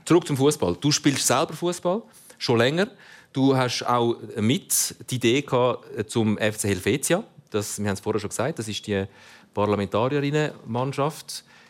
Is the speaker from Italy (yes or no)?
yes; Italy; Ich bin Italiener